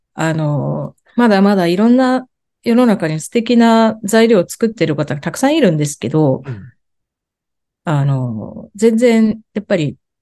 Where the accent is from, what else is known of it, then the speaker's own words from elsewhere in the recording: Nagoya, Aichi, Japan; moved away; 出身は愛知なんです。愛知っていうか名古屋なんですけど